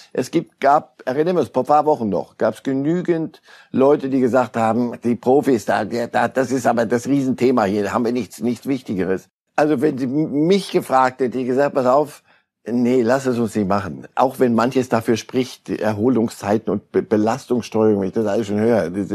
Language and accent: German; Switzerland; ich bin ja Schweizer